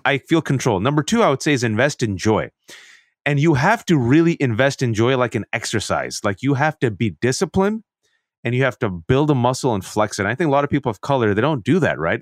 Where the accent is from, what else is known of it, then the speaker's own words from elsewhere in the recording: Bay Area, California, United States; growing up in the Bay Area, even though I was born and raised in this country.